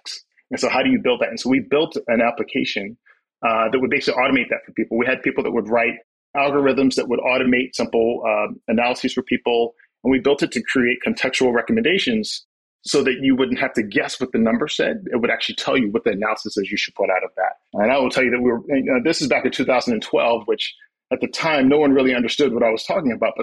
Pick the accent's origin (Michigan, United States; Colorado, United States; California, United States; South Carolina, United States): South Carolina, United States; moved away as an adult; also born or lived in New York City; I am originally from South Carolina. I'm from the outskirts of a small town. I will tell you that we had two traffic lights